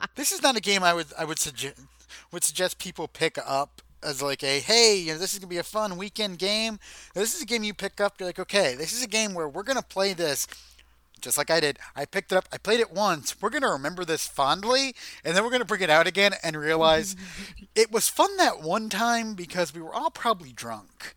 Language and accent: English; United States; we're American